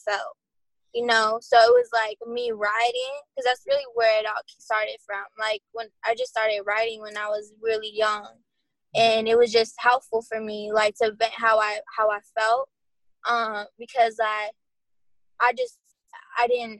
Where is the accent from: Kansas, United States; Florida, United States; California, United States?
California, United States; Coachella; I'm from Coachella